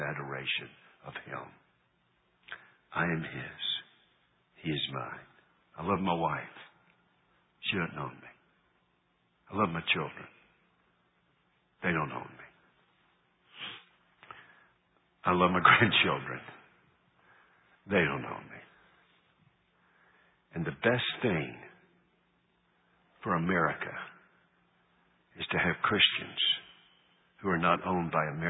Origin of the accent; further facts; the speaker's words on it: United States; I'm an American